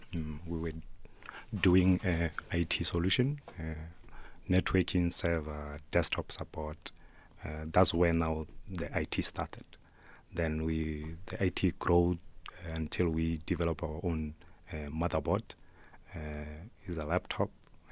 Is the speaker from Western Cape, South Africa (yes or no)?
no; Soweto, Gauteng, South Africa; also born or lived in Makotopong; I grew up in Soweto, and there's a rural areas that I come from. I come from a rural area called Makotopong.